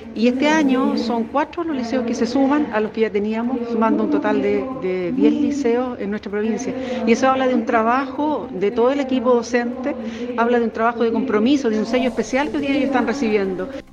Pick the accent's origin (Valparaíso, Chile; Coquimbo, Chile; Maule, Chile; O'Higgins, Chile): Maule, Chile; Villa Alegre; yo soy de Villalegre